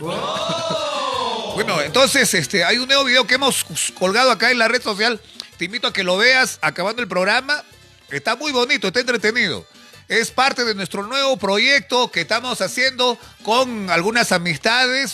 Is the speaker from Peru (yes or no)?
yes; Peru; como peruanos estamos a la expectativa